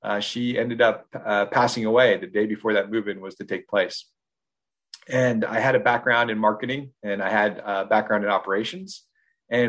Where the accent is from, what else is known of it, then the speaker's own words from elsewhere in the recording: Oregon, United States; moved away as an adult; also born or lived in Washington, D.C.; now in Virginia, United States; I grew up in Oregon, so I'm West Coast, born and raised